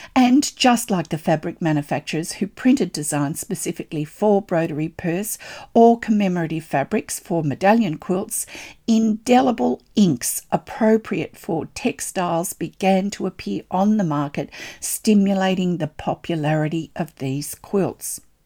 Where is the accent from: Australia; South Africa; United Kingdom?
Australia; I'm an Australian textile artist